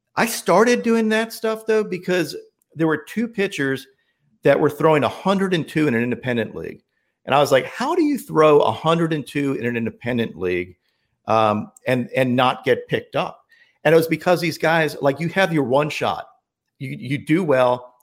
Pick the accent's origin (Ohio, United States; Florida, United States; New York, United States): New York, United States; moved away; also born or lived in Chapel Hill, North Carolina; I grew up in New York. Like I had to teach myself a Southern accent too